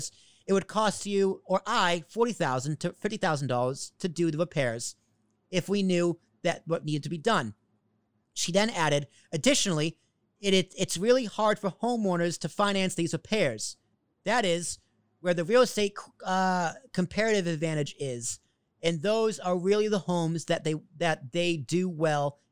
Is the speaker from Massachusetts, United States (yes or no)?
yes; Braintree, Massachusetts, United States; In Massachusetts, where I grew up, my hometown